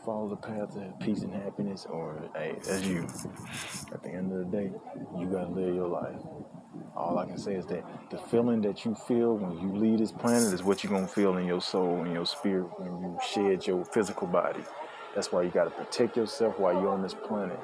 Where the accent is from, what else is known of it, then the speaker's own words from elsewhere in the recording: United States; I'm an American